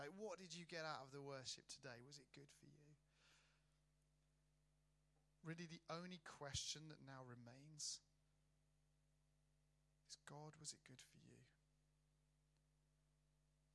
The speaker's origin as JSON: {"language": "English", "town": "Birmingham", "region": "West Midlands", "country": "United Kingdom", "said": "I'm from Birmingham, right, which is South Manchester"}